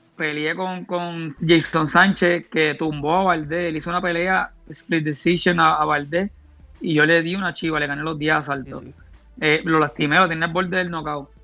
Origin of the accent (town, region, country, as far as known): Barranquitas, Puerto Rico; born or raised there